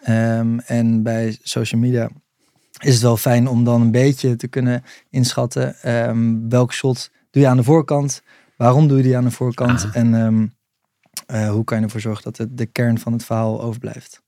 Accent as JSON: {"language": "Dutch", "town": "'s-Hertogenbosch", "region": "North Brabant", "country": "Netherlands", "tie": "born or raised there", "said": "Den Bosch, Brabant"}